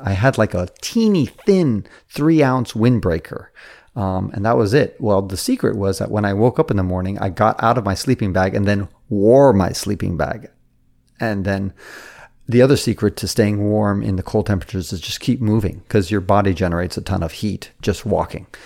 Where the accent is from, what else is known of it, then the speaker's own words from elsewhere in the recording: San Francisco, California, United States; I was born in San Francisco